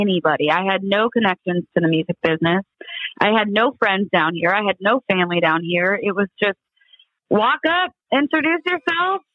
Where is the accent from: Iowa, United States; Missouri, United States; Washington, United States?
Iowa, United States; moved away; I grew up in Iowa